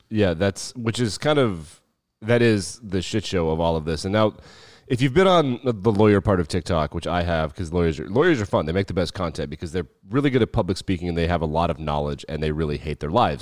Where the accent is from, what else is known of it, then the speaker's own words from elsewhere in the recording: Wyoming, United States; when we were growing up in Wyoming